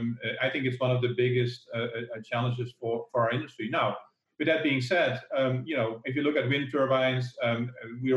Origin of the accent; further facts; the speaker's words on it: Netherlands; the Netherlands, actually, my home country